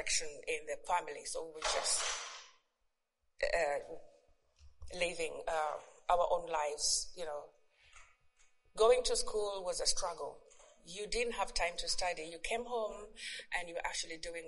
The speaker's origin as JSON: {"language": "English", "country": "Uganda", "tie": "born or raised there", "second_language": "English", "moved": "yes", "said": "I was born in Uganda. I don't know if many of you know where Uganda is. Somewhere in Africa. Yeah, and I have two siblings. I've lost my parents now, but I was raised by my grandmother in the village, upcountry"}